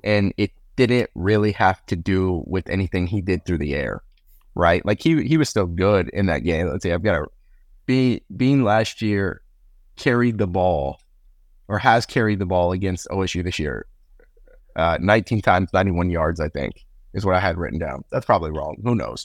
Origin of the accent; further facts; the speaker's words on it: Kansas City, United States; I grew up in the Kansas City area